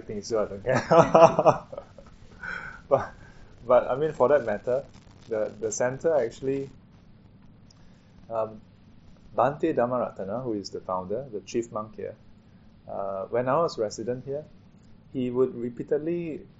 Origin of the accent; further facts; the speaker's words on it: Singapore; I'm a Singaporean